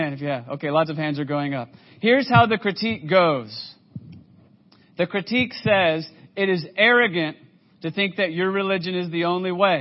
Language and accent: English; United States; I'm just an American white guy